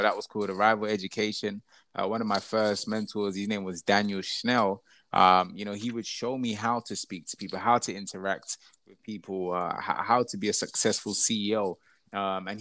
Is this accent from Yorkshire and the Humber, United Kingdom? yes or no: no; Croydon, London, United Kingdom; I grew up in Croydon. I was actually born in my house.